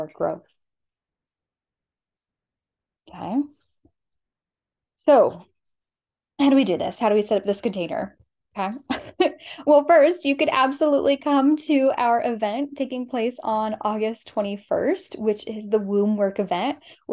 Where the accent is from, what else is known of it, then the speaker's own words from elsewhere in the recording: Southwest, United States; I'm from the Southwest